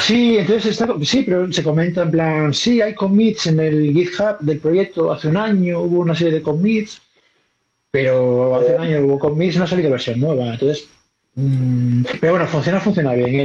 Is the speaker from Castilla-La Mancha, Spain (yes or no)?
no; Galicia, Spain; yo soy gallego